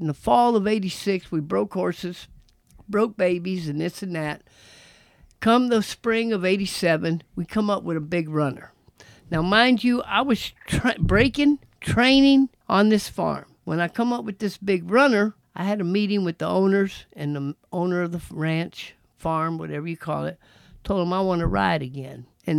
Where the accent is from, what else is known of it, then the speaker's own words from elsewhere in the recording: Texas, United States; You know, I'm from Texas, man, riding at Texas.